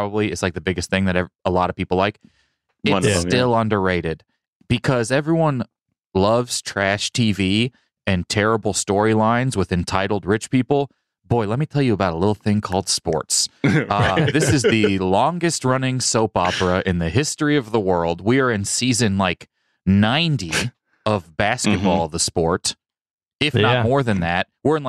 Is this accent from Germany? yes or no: no; Kansas City, Missouri, United States; now in Los Angeles, United States; I'm from Kansas City. They don't even have a team.